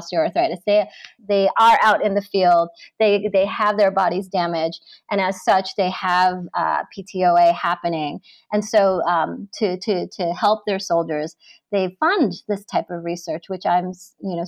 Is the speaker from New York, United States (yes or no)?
yes; New York, United States; I grew up in New York